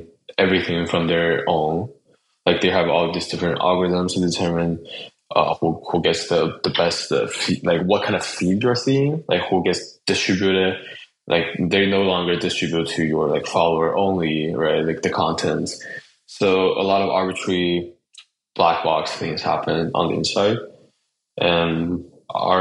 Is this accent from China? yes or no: yes; Chongqing, China; moved away; also born or lived in Virginia, United States / Berkeley, California, United States; I grew up mostly in China, Chongqing, the city that I was born. And I did spend some time in Virginia when I was a kid.